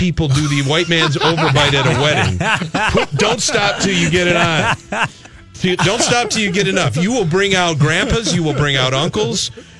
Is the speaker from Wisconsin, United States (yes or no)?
no; Detroit, Michigan, United States; we grew up in Detroit